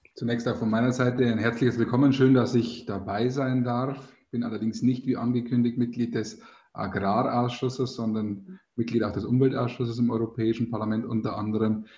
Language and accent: German; Bavaria, Germany; Bei uns in Bayern